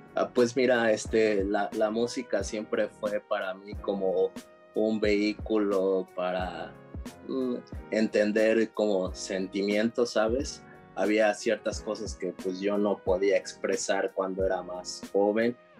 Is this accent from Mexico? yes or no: yes; Texcoco, State of Mexico, Mexico; also born or lived in San José, Costa Rica; crecí en el, estado, en el Estado de México, en Texcoco.